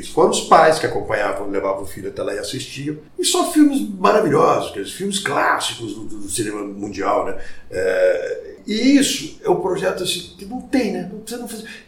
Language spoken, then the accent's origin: Portuguese; Barretos, São Paulo, Brazil; now in Ribeirão Preto, Brazil; Eu mudei para Ribeirão Preto, eu vim de Barretos, mudei para Ribeirão Preto.